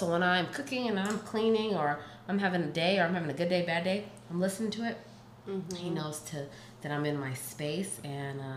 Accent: Washington, United States; also born or lived in the South, United States / Africa (ancestry); I was born in the South, so I feel like I definitely have. You know, some connection there, but like being raised in Washington State

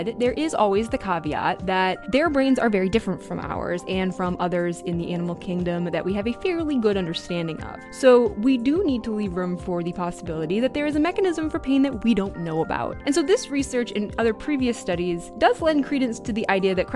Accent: Maine, United States; I grew up in Maine. I live here now

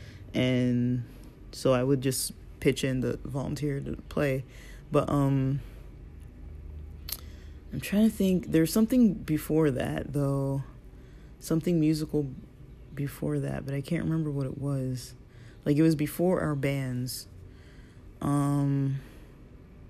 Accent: Los Angeles, California, United States; also born or lived in Torrance, California; we moved from Westchester to Torrance

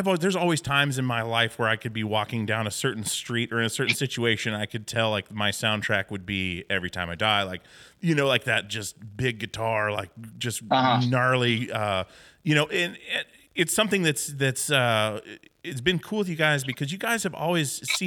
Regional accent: Wasilla, Alaska, United States; I grew up in Alaska on a small island, and then in Wasilla.

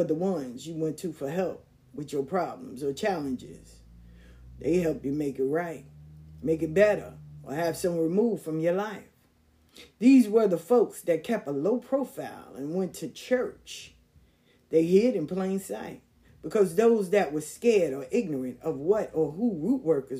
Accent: New York City, New York, United States; Growing up in South Jamaica, Queens was a different kind of vibe

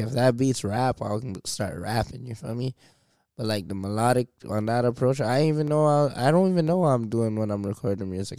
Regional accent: Toronto, Ontario, Canada; I'm from Driftwood Court

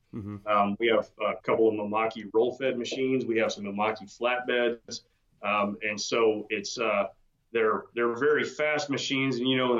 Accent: Texas, United States; also born or lived in Georgia; I was born in Georgia, which I never forgave my parents for, and got to Texas at 7 years old and haven't left and don't intend to.

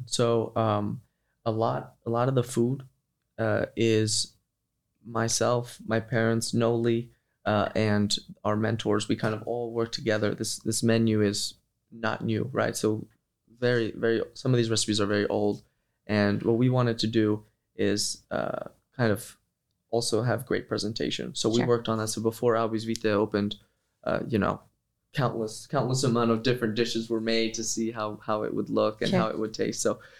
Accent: Kosovo; born there; Yes, I was born in Kosovo.

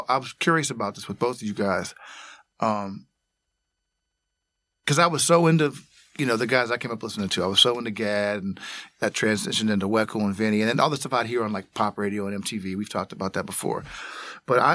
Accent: Washington, Pennsylvania, United States; where I grew up in Washington, PA

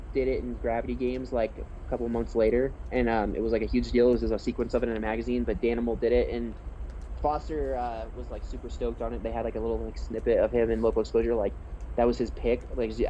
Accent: Columbus, Ohio, United States; I'm from Columbus.

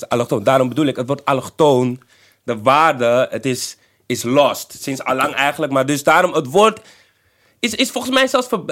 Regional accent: Netherlands; Ik ben geboren in Nederland

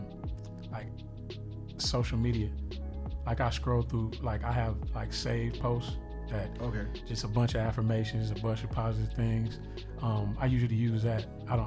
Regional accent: Richmond, California, United States; I'm from the Bay Area, Richmond, California, to be exact. South Side

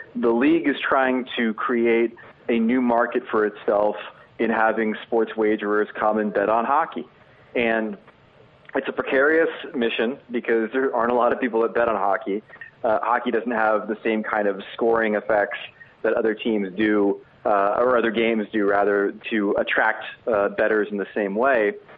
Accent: New Jersey, United States; I grew up in New Jersey

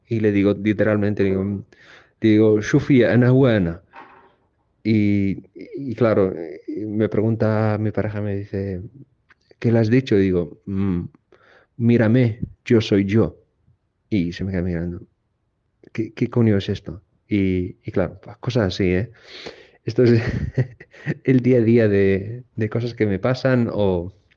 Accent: Tangier, Tanger-Tetouan-Al Hoceima, Morocco; now in Barcelona, Spain; yo soy de Tánger.

